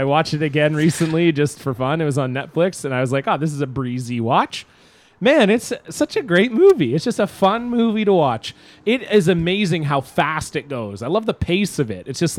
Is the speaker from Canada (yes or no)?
yes; Canada; we're from Canada.